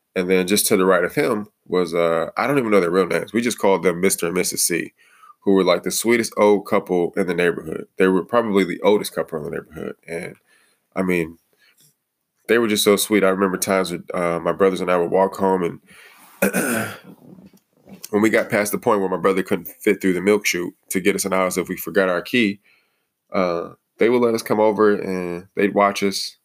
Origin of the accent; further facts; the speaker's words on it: Detroit, Michigan, United States; moved away; also born or lived in Toledo, Ohio; I grew up in the Detroit area.